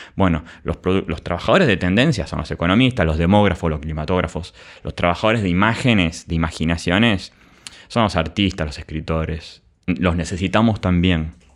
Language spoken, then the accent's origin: Spanish; Argentina; como argentinos nosotros